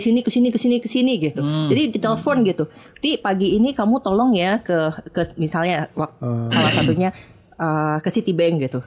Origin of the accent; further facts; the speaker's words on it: Lubuklinggau, South Sumatra, Indonesia; moved away as an adult; also born or lived in Jakarta; Aku ini anak daerah, hmm. aslinya dari kota Lubuk Linggau, Sumatera Selatan